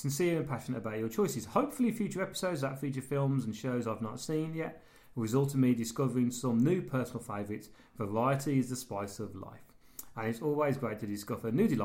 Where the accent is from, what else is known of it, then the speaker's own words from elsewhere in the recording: United Kingdom; we're British